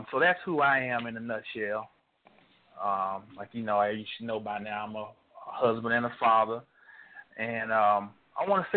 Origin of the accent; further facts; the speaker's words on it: North Carolina, United States; now in Texas, United States; I'm from North Carolina